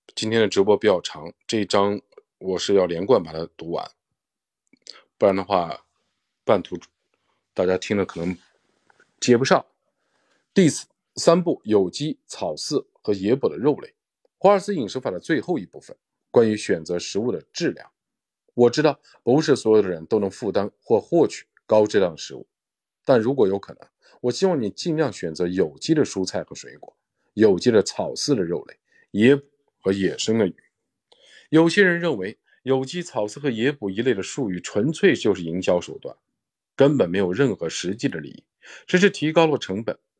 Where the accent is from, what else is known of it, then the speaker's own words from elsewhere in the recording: China; 对我们中国人来说